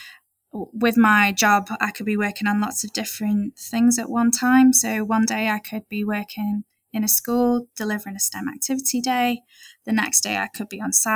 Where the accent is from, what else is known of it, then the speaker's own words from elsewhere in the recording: Maldives; now in United Kingdom; I was born in the Maldives